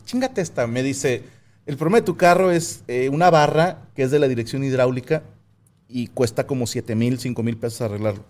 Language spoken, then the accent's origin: Spanish; Cuautla, Morelos, Mexico; moved away; yo nací en Cuautla Morelos. Bueno, nací en Cuautla Morelos